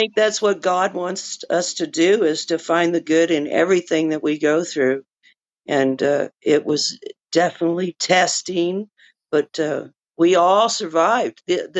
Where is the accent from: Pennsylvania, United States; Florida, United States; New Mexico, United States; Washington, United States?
New Mexico, United States; born there; also born or lived in Texas; Okay, so I was born in New Mexico, outside of Albuquerque. I've always been in love with the mountains. I spend as much time out in the backcountry as I can. I lived in Texas for 35 years.